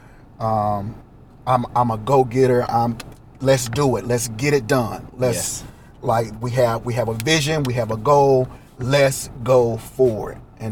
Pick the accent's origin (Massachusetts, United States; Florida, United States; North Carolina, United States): North Carolina, United States; Eastern; moved away as an adult; now in Richmond, United States; However, I am from Eastern North Carolina. Can you hear the accent?